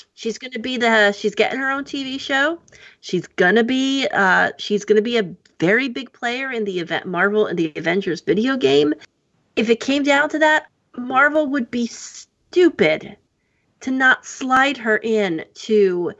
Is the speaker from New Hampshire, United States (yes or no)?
no; New Jersey, United States; moved away; I'm from New Jersey originally